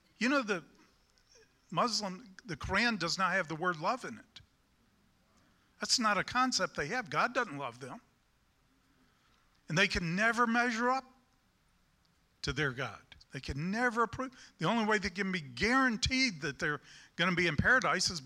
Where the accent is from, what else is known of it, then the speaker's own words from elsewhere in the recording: United States; I'm a Christian and then I'm an American.